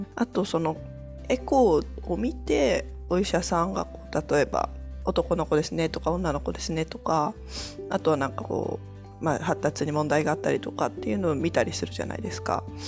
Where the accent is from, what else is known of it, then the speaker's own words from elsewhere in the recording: Kochi, Japan; moved away as an adult; also born or lived in Singapore; now in France; 自分の実家が高知なんですけど